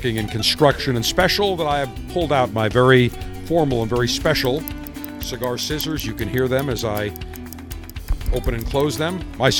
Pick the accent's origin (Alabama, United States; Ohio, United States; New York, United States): New York, United States; Buffalo; When I was growing up in Buffalo